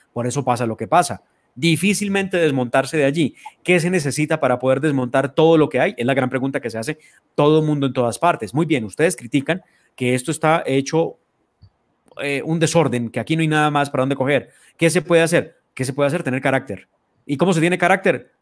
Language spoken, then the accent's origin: Spanish; Colombia